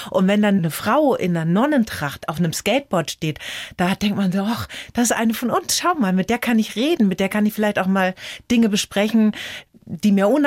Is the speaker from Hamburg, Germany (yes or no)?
no; Viernheim, Hesse, Germany; born or raised there; also born or lived in Croatia